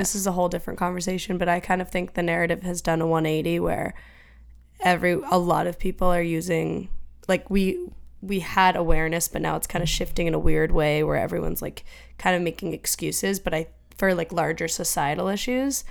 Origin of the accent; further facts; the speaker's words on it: Franklin, Massachusetts, United States; Emma and I grew up in Franklin